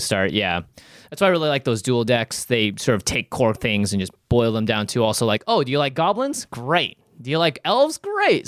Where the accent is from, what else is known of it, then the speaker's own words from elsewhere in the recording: Seattle, Washington, United States; I grew up in Seattle